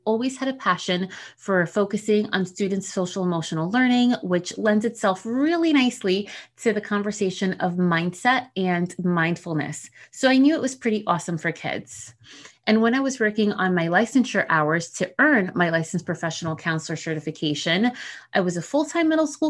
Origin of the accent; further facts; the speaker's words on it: New Jersey, United States; accent: Jersey; first language Spanish; English is a second language; in case you couldn't tell from the supposed accent people say I have, I'm a Jersey girl.